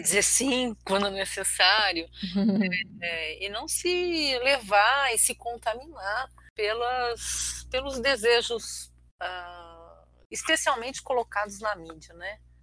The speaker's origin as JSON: {"language": "Portuguese", "country": "Brazil", "tie": "born or raised there", "also_born_or_lived": "Syria", "said": "sou brasileira naturalizada, nasci numa aldeia de armênios que fica na Síria, vim para o Brasil com três anos"}